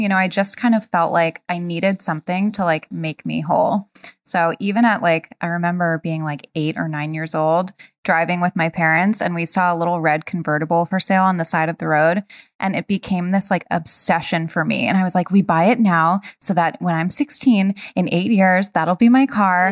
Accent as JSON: {"language": "English", "region": "Rhode Island", "country": "United States", "tie": "born or raised there", "said": "I grew up in Rhode Island"}